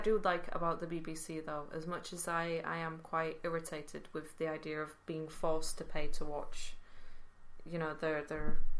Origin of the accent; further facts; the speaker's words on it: Netherlands; now in United Kingdom; I grew up in Holland